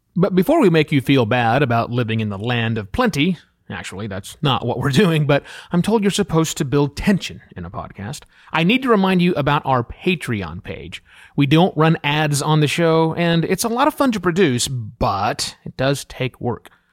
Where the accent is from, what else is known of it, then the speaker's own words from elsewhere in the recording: United States; moved away as an adult; as American citizens returning home after three and a half years living and working overseas